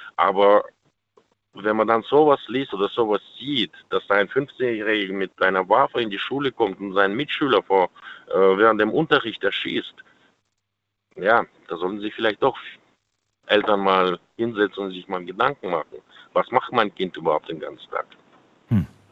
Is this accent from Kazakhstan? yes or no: yes; Kazakhstan; now in Germany; ich komme selber aus Kasachstan, mein Opa war Jäger